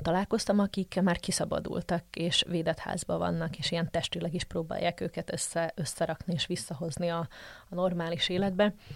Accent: Slovakia; also born or lived in Žitný ostrov (Csallóköz); now in Brussels, Belgium

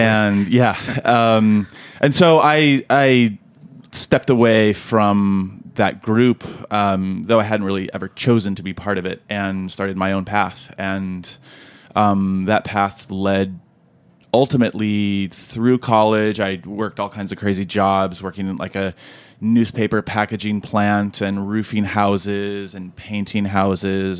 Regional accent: California, United States; now in Brooklyn, United States; I was born in California, which is true.

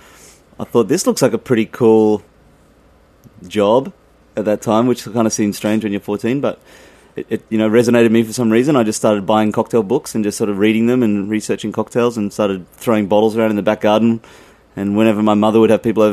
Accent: Sydney, New South Wales, Australia; moved away as an adult; now in New York, United States; I worked at some pretty seedy, you know, or dubious pubs in Sydney, you know, where I grew up in Australia

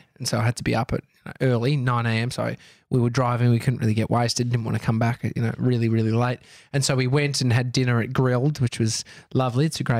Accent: Brighton, Victoria, Australia; I grew up in Brighton, and I said to Amy recently, I'd love to live there again.

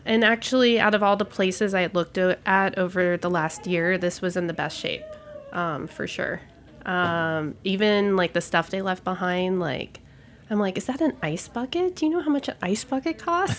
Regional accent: Gulf Coast, United States; also born or lived in Houston / San Francisco; now in New York, United States; I'm a Gulf Coaster by heart

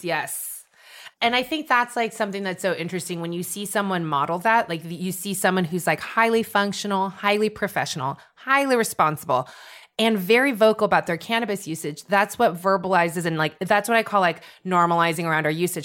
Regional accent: San Francisco Bay Area, California, United States; moved away as an adult; also born or lived in Philadelphia; now in New York, United States; I'm from the San Francisco Bay Area

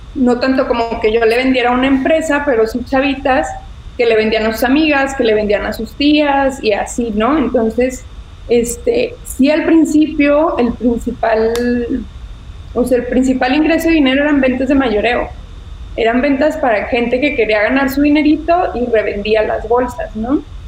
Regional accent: Ciudad Victoria, Tamaulipas, Mexico; soy de Ciudad Victoria, igual que tú. Este, allá nací, allá estudié

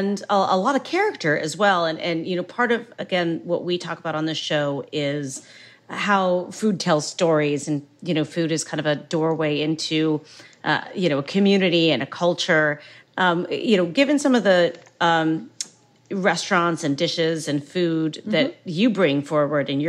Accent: Ohio, United States; fellow Buckeye

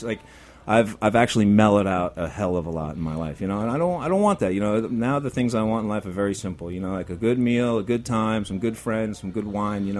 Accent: New York City, New York, United States; I'm a New Yorker. I'm here. You know, I grew up in Brooklyn

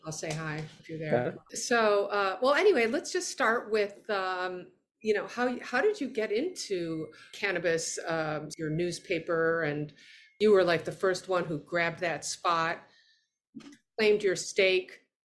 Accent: Rochester, New York, United States; I grew up in Rochester area.

